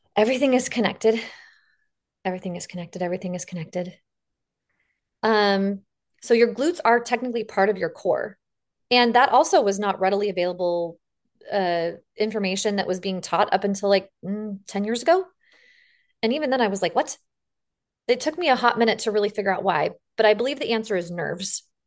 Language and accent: English; the West, United States; accent: drawl; I'm from the West and we put a drawl on everything